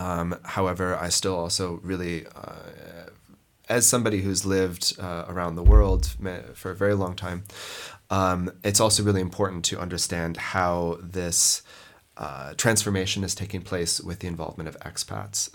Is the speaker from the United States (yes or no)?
yes; Montana, United States; moved away; also born or lived in Lebanon; I grew up in Montana in the United States